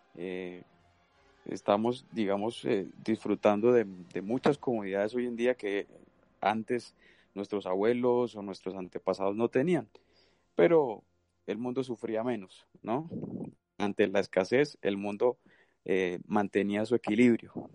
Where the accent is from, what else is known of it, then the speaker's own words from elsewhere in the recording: Santander, Colombia; moved away; yo soy de Santander